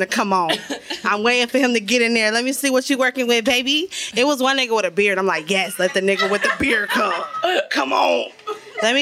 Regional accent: Cincinnati, Ohio, United States; I'm from Northside, 4200.

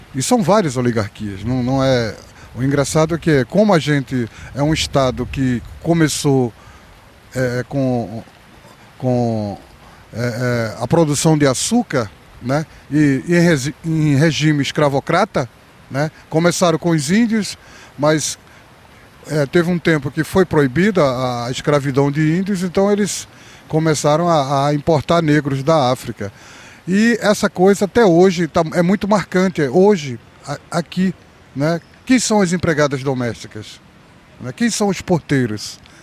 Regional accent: Recife, Pernambuco, Brazil; Que eu fui criado na Rua da Praia, né? Estudei na Escola da Penha

